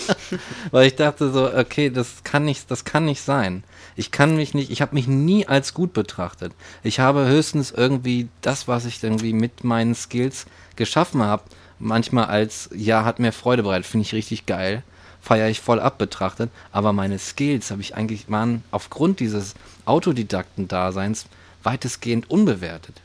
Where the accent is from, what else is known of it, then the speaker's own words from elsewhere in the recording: West Germany, Germany; Ich komme aus dem Westen